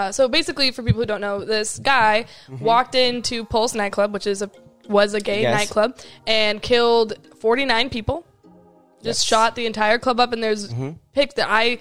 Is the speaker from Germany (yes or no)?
no; Vancouver, Washington, United States; now in Orlando, United States; like where I'm from, like Portland, Oregon. Like I'm from Vancouver, but Portland is basically the biggest city